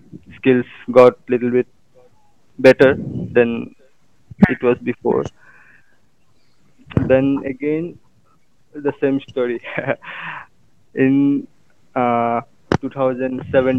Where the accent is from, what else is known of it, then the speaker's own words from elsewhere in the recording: Assam, India; I'm from Assam and I'm an engineering student